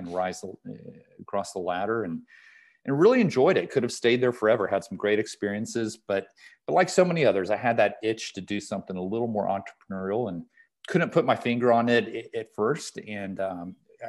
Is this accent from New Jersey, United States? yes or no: no; Atlanta, Georgia, United States; grew up oldest of four here in Atlanta, Georgia, and just had a great childhood